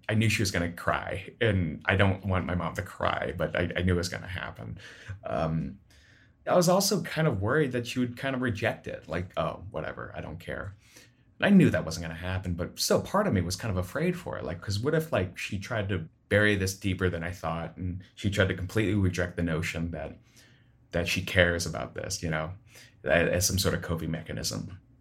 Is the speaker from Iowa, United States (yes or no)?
yes; Sioux City, Iowa, United States; now in Chicago, United States; I am from Sioux City, Iowa, but I live in Chicago now